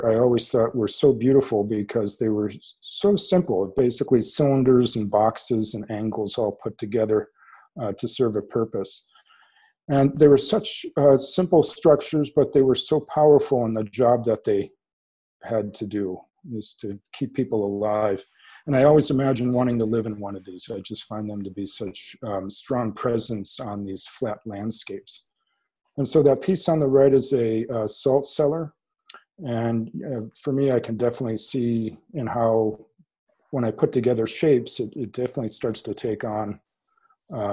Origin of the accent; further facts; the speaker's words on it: South Central Massachusetts, United States; I grew up in South Central Massachusetts in tobacco country